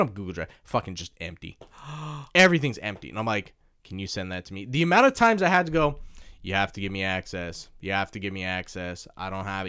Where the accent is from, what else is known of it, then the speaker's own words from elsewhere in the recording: Canada; now in Japan; I'm from Canada